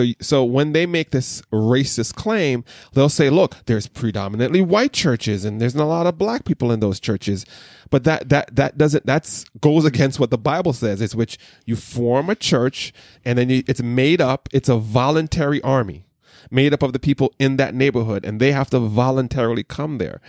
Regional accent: Jamaica; I was told as a Jamaican, I'm the tribe of Benjamin.

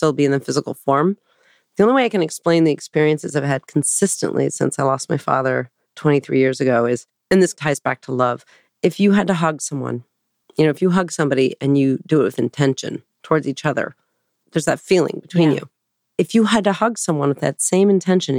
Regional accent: Portland, Oregon, United States; also born or lived in Hawaii; now in New York City, United States; I grew up in Portland, riding around on the TriMet bus in the rain

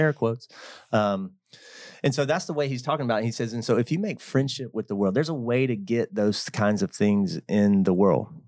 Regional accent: Georgia, United States; living in my hometown

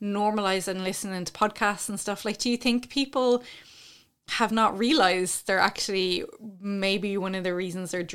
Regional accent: Ireland; being Irish

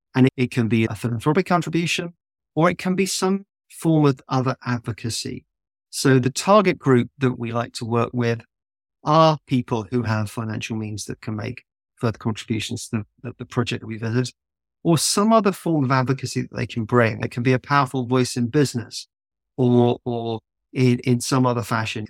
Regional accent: south of England, United Kingdom; also born or lived in London; I grew up in the countryside in the south of England

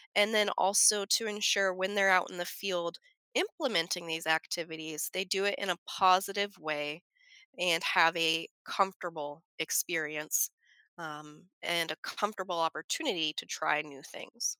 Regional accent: Front Range, suburb of Denver, Colorado, United States; moved away; I grew up in Colorado, I grew up on the Front Range

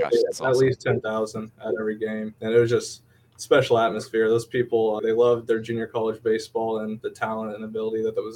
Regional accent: Manhattan, Kansas, United States; I'm from Manhattan, Kansas.

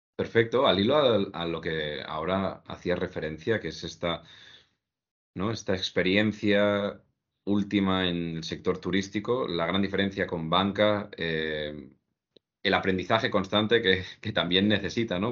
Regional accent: Tarragonès, Catalonia, Spain; donde yo nací y crecí, ¿no? De la zona del Tarragonés

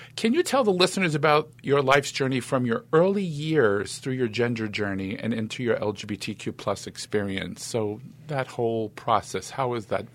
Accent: New York City, New York, United States; accent: East Coast; I was born in Brooklyn.

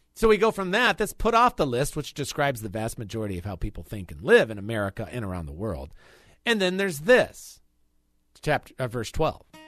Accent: Chicago, Illinois, United States; moved away; I'm a Chicagoan for the most part

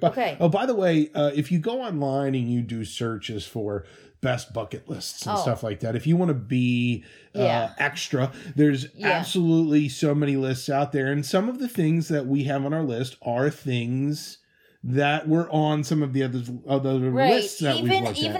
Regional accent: Midwest, United States; our youth, growing up in the Midwest.

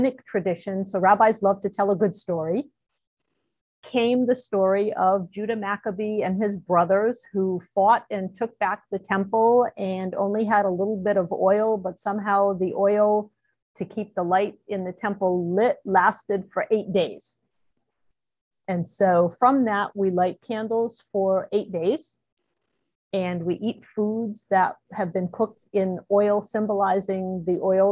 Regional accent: Rhode Island, United States; moved away as an adult; now in North Carolina, United States; I am originally from Rhode Island, the smallest state in the country, and grew up there never thinking that I would leave

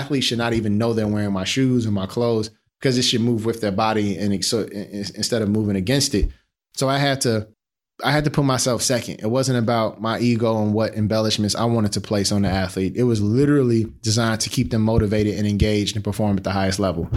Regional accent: Chicago, Illinois, United States; growing up in the Wild Wild Hundreds in Roseland in Chicago

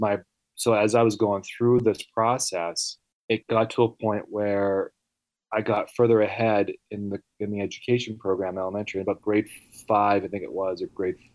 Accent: Vancouver, British Columbia, Canada; first language Italian; English is a second language; now in Pennsylvania, United States; I was born in Canada, Vancouver

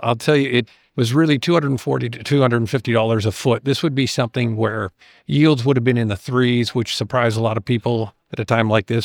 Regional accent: Canada; as a Canadian

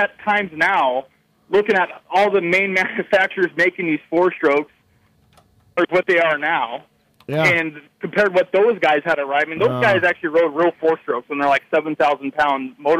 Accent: the Northwest, Pacific Northwest, United States; I'm from the Northwest

